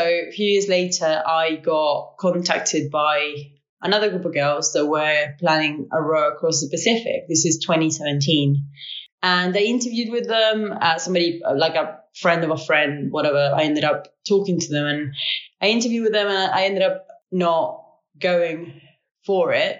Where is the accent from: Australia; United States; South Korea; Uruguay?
Uruguay; moved away as an adult; now in Bristol, United Kingdom; I am originally from Uruguay